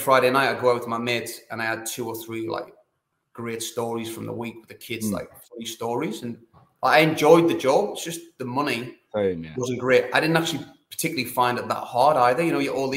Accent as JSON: {"language": "English", "town": "Sunderland", "region": "North East England", "country": "United Kingdom", "also_born_or_lived": "London", "moved": "as an adult", "lives_now": "Sydney, Australia", "said": "I was teaching in the Northeast there. I was teaching in South Shields. I'm from Sutherland"}